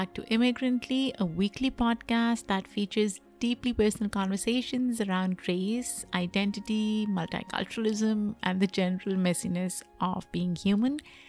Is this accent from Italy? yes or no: no; Pakistan; I am from Pakistan, so I get excited when I hear about other people.